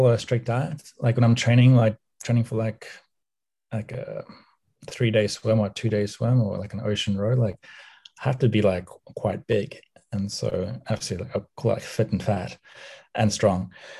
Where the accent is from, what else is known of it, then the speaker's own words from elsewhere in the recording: Cape Town, Western Cape, South Africa; moved away; also born or lived in United States; I grew up in Cape Town, South Africa, in 1982, and obviously the first 10 years of my life